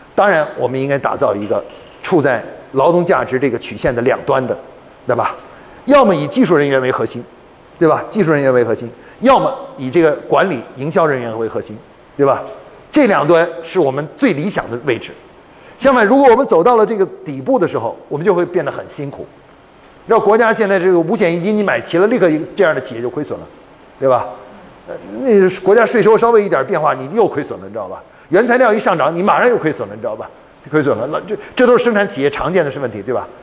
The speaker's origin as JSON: {"language": "Chinese", "country": "China", "said": "我们中国人还发明了一个叫五行平衡"}